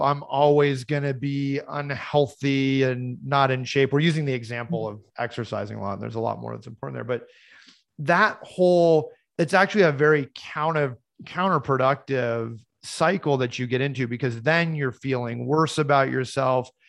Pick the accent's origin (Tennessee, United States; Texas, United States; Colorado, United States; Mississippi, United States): Colorado, United States; Boulder; I grew up in Boulder, Colorado